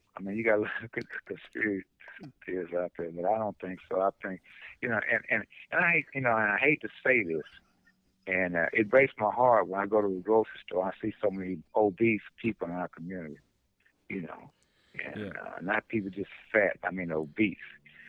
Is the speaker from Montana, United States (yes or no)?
no; Detroit, Michigan, United States; but the only reason I said that is because I'm from Detroit.